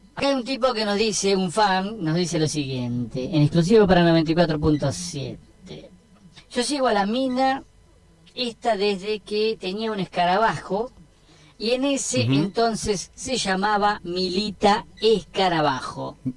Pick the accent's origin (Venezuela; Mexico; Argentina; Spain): Argentina; Así somos los argentinos